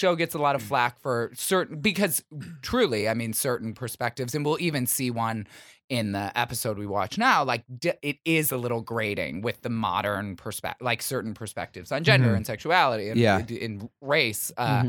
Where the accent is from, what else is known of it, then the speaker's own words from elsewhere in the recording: Michigan, United States; In Michigan.